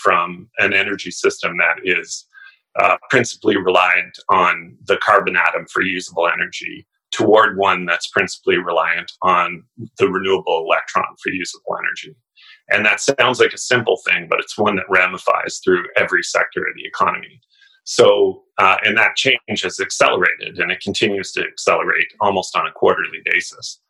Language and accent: English; Canada; as a Canadian, and I should say that I'm speaking as a Canadian citizen